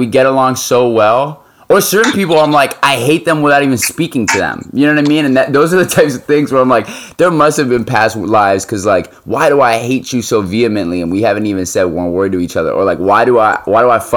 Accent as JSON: {"language": "English", "country": "France", "tie": "born or raised there", "also_born_or_lived": "Washington, D.C.", "moved": "yes", "said": "growing up in France and I always wanted to skate"}